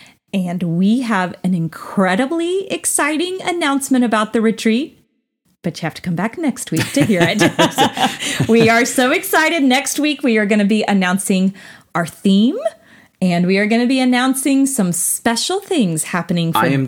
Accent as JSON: {"language": "English", "region": "Texas", "country": "United States", "also_born_or_lived": "Cookeville, Tennessee", "said": "Most of y'all think I'm a Texas girl, and I am at heart, but I was born in Tennessee."}